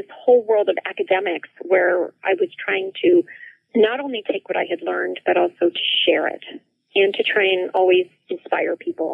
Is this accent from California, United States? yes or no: no; New Jersey, United States; my very early childhood growing up in New Jersey